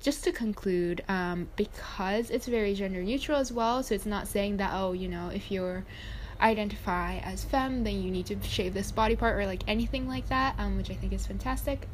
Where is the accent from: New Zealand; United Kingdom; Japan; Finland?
Japan; now in United States; my home country, which is Japan